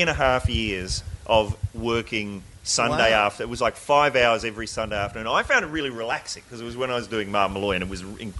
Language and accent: English; New Zealand; moved away; I'm from New Zealand